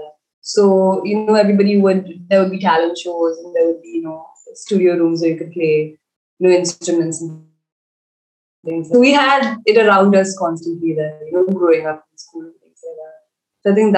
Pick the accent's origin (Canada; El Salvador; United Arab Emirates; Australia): United Arab Emirates; Dubai; moved away as an adult; now in India; Actually, we didn't grow up in Goa, so we grew up in Dubai.